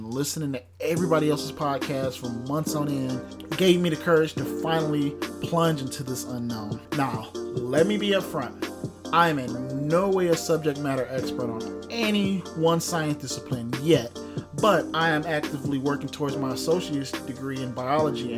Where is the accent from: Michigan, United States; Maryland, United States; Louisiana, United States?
Michigan, United States; Detroit; growing up in Detroit